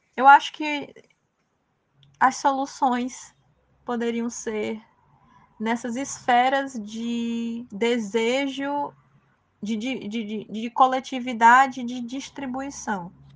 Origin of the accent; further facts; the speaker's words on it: Ceará, Brazil; como brasileira, como nordestina e como cearense que faz cinema